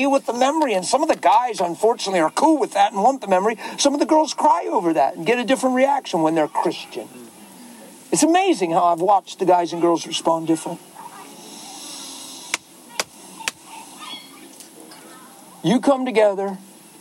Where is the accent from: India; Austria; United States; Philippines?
United States; I'm American